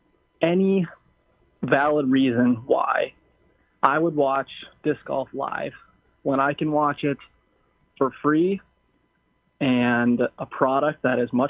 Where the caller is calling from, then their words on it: Minneapolis, Minnesota, United States; I'm calling from the Twin Cities in Minnesota